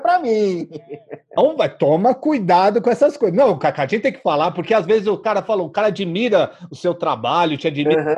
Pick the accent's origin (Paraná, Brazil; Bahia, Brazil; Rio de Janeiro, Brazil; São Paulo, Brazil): São Paulo, Brazil; eu sou de São Paulo aqui